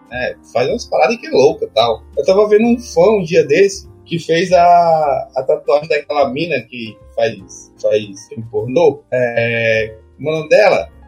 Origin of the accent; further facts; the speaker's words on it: Ceará, Brazil; eu, eu sou cearense, da gema, né?